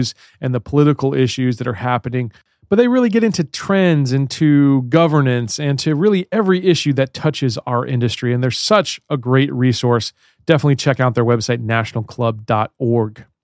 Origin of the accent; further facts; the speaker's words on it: Baltimore, Maryland, United States; accent: Baltimore; I have a little bit of a Baltimore accent